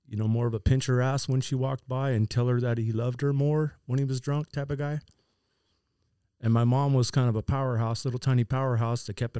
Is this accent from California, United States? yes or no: yes; Vista, California, United States; Born and raised in Vista. I tried to go to school in the Vista school system